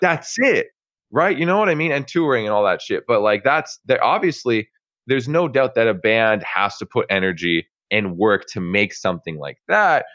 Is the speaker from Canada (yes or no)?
yes; Canada; I'm Canadian